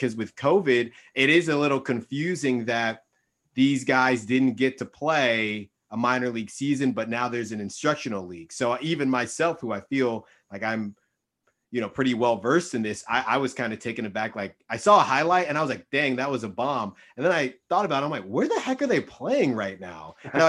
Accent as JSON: {"language": "English", "area": "Bay Area", "region": "California", "country": "United States", "said": "So I'm from the Bay Area, just like Orlando."}